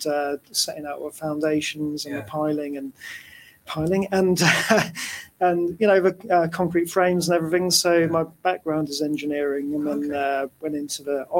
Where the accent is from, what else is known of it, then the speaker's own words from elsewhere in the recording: Oxford, South East England, United Kingdom; I'm from Oxford.